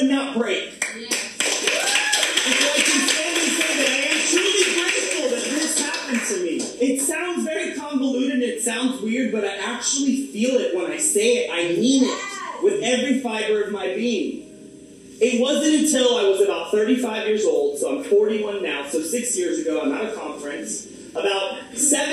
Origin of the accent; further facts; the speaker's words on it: Orlando, Florida, United States; when I was born in Florida. I'm from Orlando, Florida. I'm the first generation born in the United States.